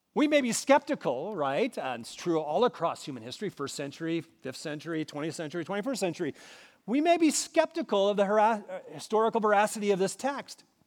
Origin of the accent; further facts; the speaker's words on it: Minnesota, United States; moved away; As a boy growing up in Minnesota